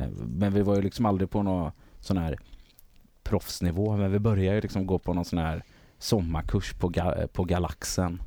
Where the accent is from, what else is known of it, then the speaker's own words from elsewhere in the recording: Gothenburg, Västra Götaland, Sweden; Göteborg. Ja. Eh, Guldheden heter området